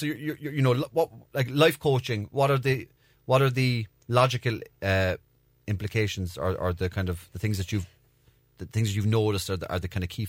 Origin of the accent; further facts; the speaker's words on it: Belfast, Northern Ireland, United Kingdom; Falls Road.